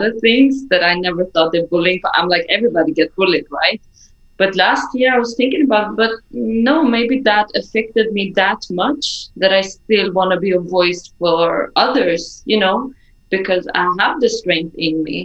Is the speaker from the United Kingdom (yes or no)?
no; Sweden; also born or lived in Iran; I'm Iranian, grew up in Sweden